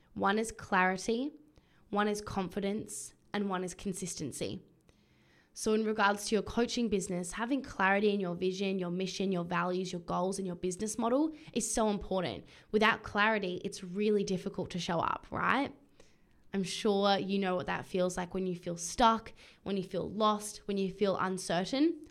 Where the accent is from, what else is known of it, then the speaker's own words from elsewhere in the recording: Adelaide, South Australia, Australia; now in Brisbane, Australia; I have been in Adelaide, my hometown, with my family